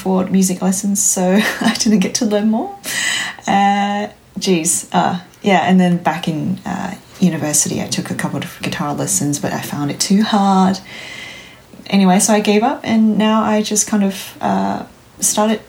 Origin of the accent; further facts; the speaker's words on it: Taiwan; moved away as an adult; now in Canberra, Australia; I'm originally from Taiwan